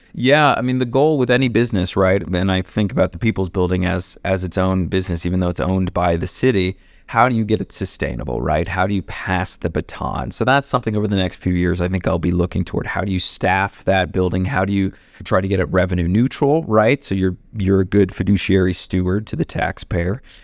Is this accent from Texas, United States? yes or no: no; Ohio, United States; also born or lived in New York; now in Denver, United States; I grew up in Ohio